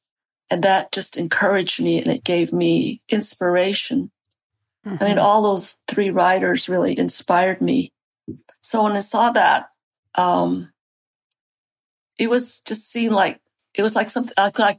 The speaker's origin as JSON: {"language": "English", "country": "United States", "first_language": "Navajo", "second_language": "English", "said": "Navajo is my first language."}